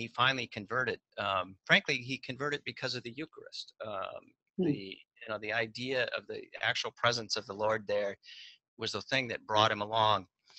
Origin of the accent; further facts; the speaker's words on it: Wyoming, United States; moved away as an adult; also born or lived in Milwaukee, Wisconsin; I grew up in Wyoming in a small town, went to public schools because those are the options.